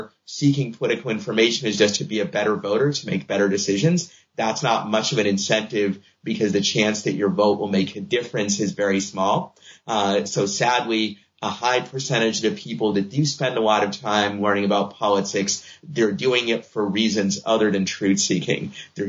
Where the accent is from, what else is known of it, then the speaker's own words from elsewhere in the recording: Boston, Massachusetts, United States; I'm a Red Sox fan because I grew up in Boston